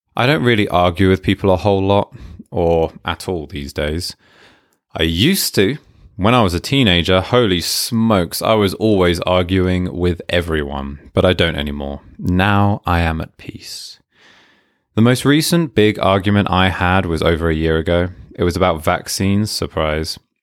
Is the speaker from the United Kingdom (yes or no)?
yes; United Kingdom; I'm British